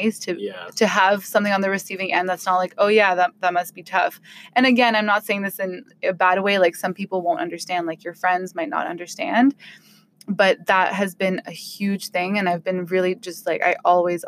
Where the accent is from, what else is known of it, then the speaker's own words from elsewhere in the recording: Ottawa, Ontario, Canada; I'm from Ottawa